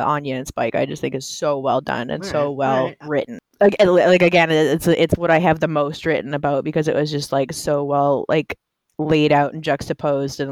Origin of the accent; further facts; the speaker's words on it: Canada; we're Canadian